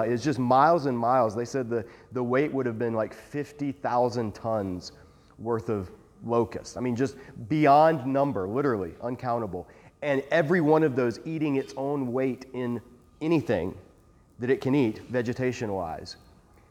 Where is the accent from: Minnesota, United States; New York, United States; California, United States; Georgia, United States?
Georgia, United States; South; I grew up in South Georgia